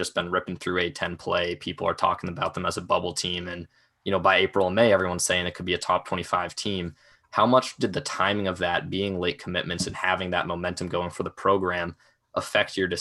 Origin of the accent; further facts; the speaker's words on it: Boston, Massachusetts, United States; moved away as an adult; now in Richmond, United States; I'm from Boston